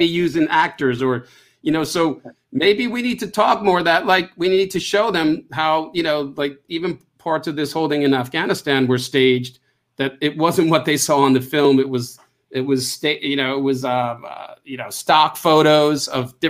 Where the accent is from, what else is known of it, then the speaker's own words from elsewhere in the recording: Long Island, New York, United States; I grew up on Long Island